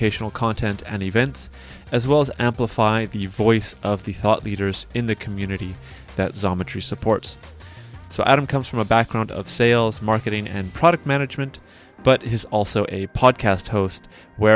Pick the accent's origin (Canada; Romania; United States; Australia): Canada; now in Barcelona, Spain; I'm Canadian.